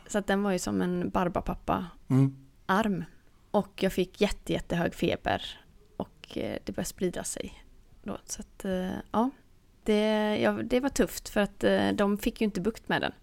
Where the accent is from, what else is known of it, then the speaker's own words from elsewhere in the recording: Sweden; som svensk